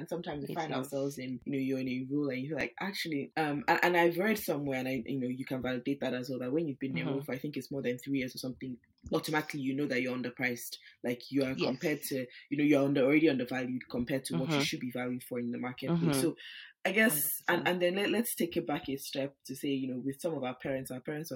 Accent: Nigeria; now in United Kingdom; I live in the UK, but I'm also Nigerian

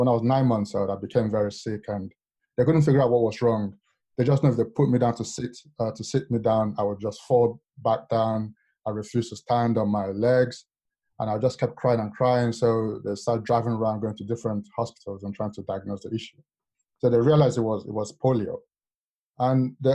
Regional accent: Lagos, Nigeria; moved away; also born or lived in London / Warwick; as a child growing up in Lagos

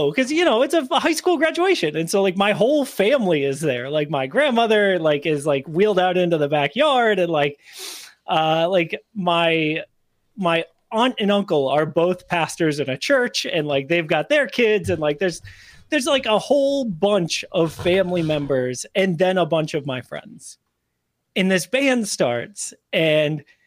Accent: Northeast, United States; I'm from the Northeast

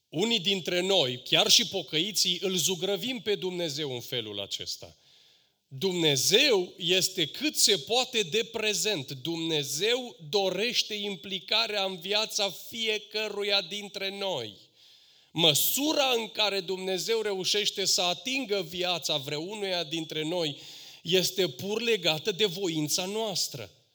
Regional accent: Romania; noi ca români

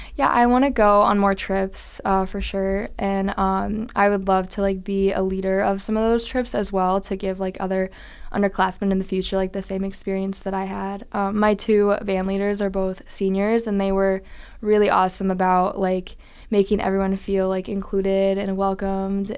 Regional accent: Iowa, United States; moved away; I'm originally from Iowa

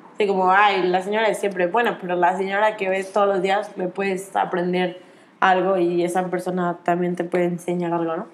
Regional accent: Mexico; yo que soy de México

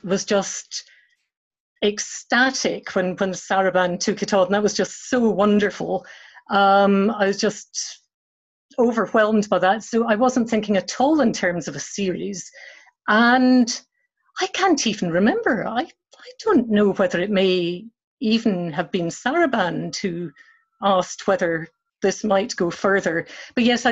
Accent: Edinburgh, Scotland, United Kingdom; I grew up in Marchmont Road in Edinburgh

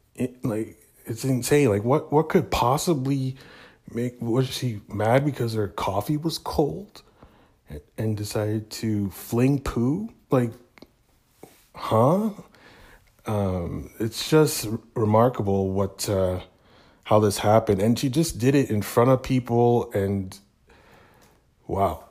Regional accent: Hamilton, Ontario, Canada; here in my hometown of Hamilton, Ontario.

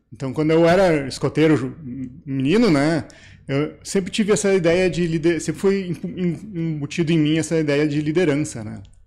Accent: Três Coroas, Rio Grande do Sul, Brazil; also born or lived in Taquara / São Francisco / Candelária; Eu nasci em Taquara, morei minha vida inteira em Três Coroas

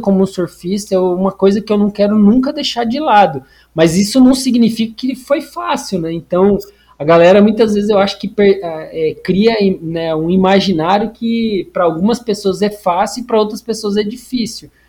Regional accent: Paraná, Brazil; moved away as an adult; also born or lived in Curitiba; now in Natal, Brazil; eu sou do Paraná

